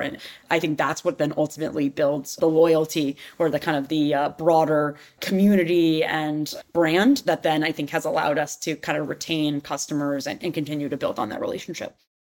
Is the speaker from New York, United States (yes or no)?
yes; New York City, New York, United States; I grew up in New York City